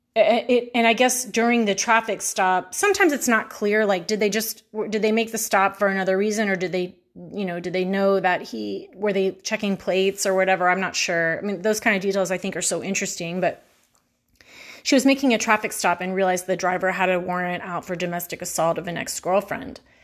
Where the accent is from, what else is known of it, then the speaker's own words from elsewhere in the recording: Houston, Texas, United States; I'm from Houston